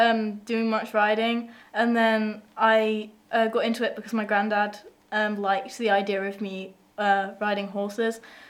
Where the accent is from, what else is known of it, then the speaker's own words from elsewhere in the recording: East of England, United Kingdom; I'm nowhere near that. I'm from Essex.